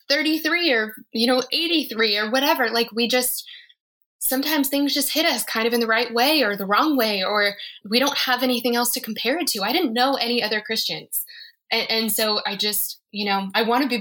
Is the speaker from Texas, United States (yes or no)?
no; Colorado, United States; No, and I'm from Colorado.